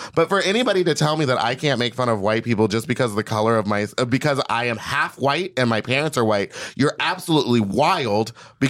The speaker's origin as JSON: {"language": "English", "region": "Texas", "country": "United States", "tie": "born or raised there", "said": "I grew up in Texas. I was the one black kid in a school of like 5,000 people."}